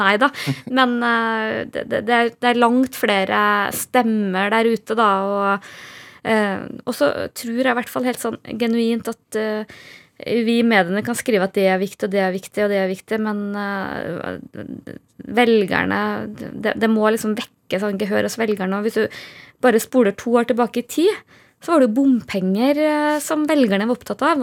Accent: Trøndelag, Norway; moved away as an adult; jeg er fra Nord-Trøndelag

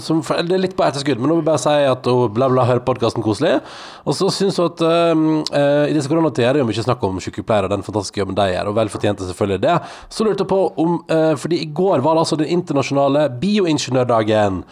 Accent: Førde, Vestland, Norway; moved away; hjemme i Førde

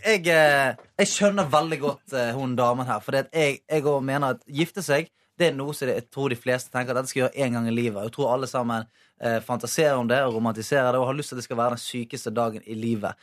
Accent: Bergen, Vestland, Norway; moved away; bodd hjemme i Bergen

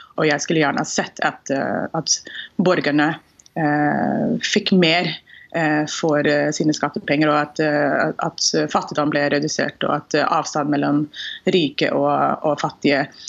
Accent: Houston, Texas, United States; born or raised there; Norwegian is a second language; moved away as an adult; now in Norway

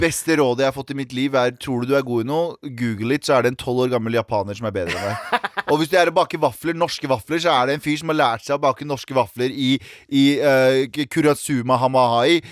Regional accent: Mysen, Østfold, Norway; now in Oslo, Norway; I Mysen også, der jeg er fra

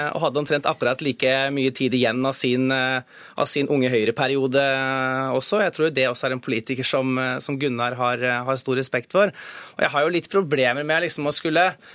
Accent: Hedmark, Norway; hjemfylket mitt.

